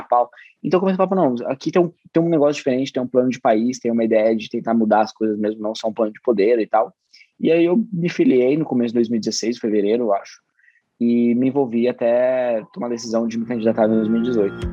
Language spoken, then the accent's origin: Portuguese; Bragança Paulista, São Paulo, Brazil; eu sou de Bragança Paulista